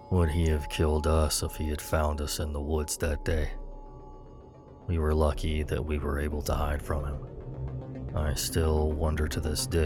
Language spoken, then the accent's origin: English; Los Angeles, California, United States; moved away; also born or lived in New York; When I was little, we used to live in Los Angeles, California. I was born in New York, but at the age of around five, we moved to California.